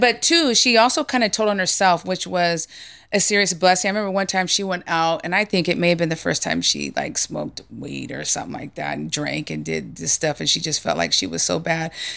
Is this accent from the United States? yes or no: yes; San Jose, California, United States; I was raised in the Bay Area